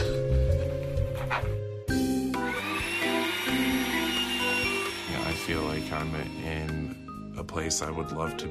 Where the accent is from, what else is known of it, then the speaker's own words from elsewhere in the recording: Rutland, Vermont, United States; I was born and raised in Rutland, Vermont. I've lived here for 25 years